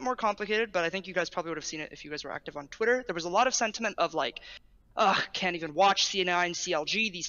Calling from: California, United States; Still in Bay Area, but I move in like 24 hours, so I'm excited for that.

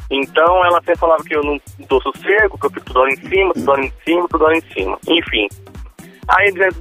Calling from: Catanduva, São Paulo, Brazil; Eu falo de Catanduva, São Paulo.

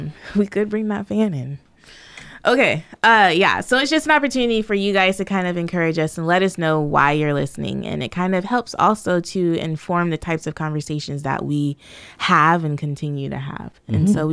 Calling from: Australia; I'm coming from Australia, and I've been following your family for years and years

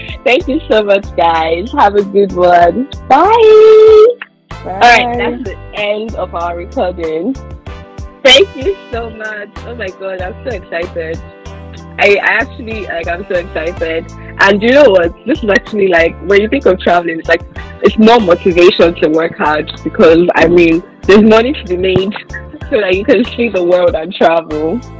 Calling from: Nigeria; we're saying abroad because we're all speaking from Nigeria currently.

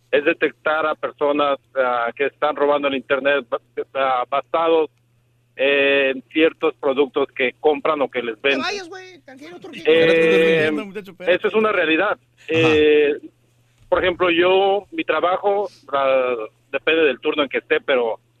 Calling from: Texas, United States; yo soy acá de Meaton Texas.

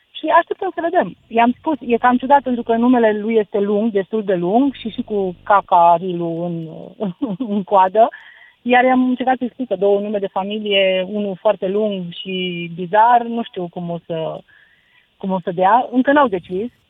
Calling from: Sibiu, Sibiu County, Romania; Bună seara … din Sibiu.

